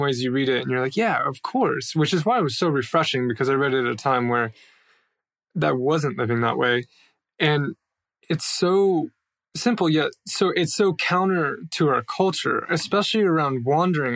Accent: United States; moved away as an adult; as an American

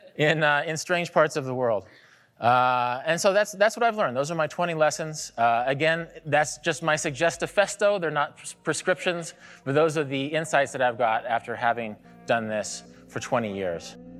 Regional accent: Kansas, United States; moved away; I grew up in Kansas

